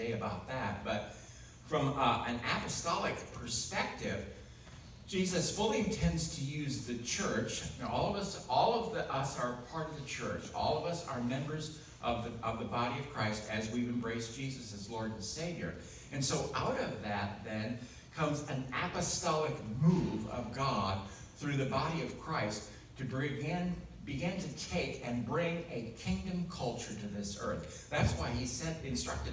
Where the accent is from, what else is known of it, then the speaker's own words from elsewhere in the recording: United States; I grew up in the United States